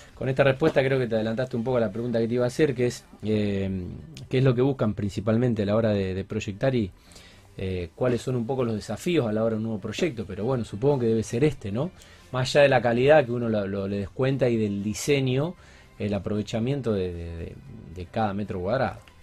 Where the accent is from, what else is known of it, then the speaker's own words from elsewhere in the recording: Argentina; por ser argentino